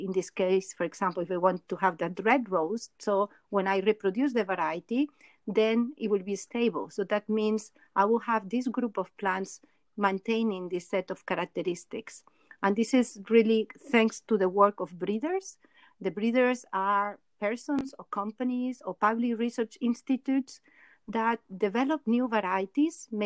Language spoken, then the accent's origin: English; Barcelona, Catalonia, Spain; moved away as an adult; also born or lived in Montreal, Canada; now in Geneva, Switzerland; I was born in Barcelona, did my um, master's degree in the University of Montreal.